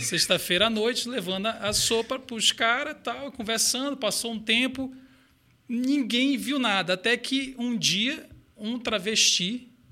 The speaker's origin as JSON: {"language": "Portuguese", "town": "Belém", "region": "Pará", "country": "Brazil", "also_born_or_lived": "Belo Horizonte", "moved": "yes", "lives_now": "São Paulo, Brazil", "said": "Eu sou de Belém do Pará"}